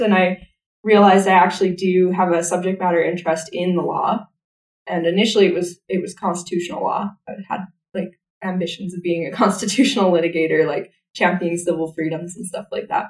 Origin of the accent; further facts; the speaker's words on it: Stony Plain, Alberta, Canada; also born or lived in Calgary / Sherwood Park; My parents moved me to a to the countryside, and um, right. like 20 minutes outside of a small town called Stony Plain. So I grew up. I'm a country girl. I grew up on an acreage.